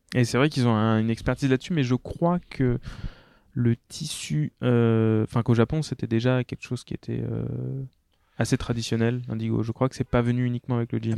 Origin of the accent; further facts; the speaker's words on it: France; je suis français